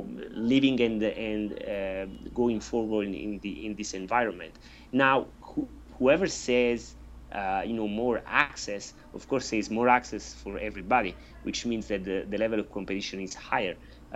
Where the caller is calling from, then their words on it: Corsica, France; I'm speaking from Corsica, France, and you are in California, right?